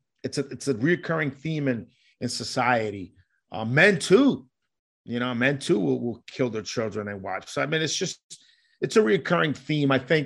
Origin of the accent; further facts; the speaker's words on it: Colombia; So growing up in Colombia and listening to stories from my grandmother